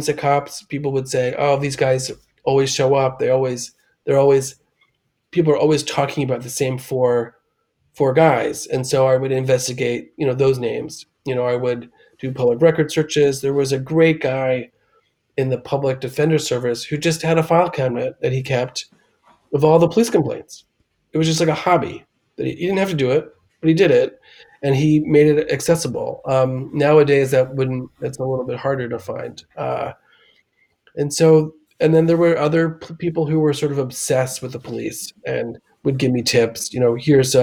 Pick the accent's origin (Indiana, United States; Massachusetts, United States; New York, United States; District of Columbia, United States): District of Columbia, United States; Washington; I grew up in Washington, D.C. and in the suburbs